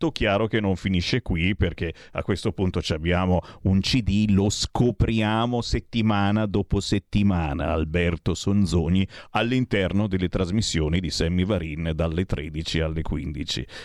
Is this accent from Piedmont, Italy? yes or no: no; Treviolo, Lombardy, Italy; Io sono di Treviolo. Treviolo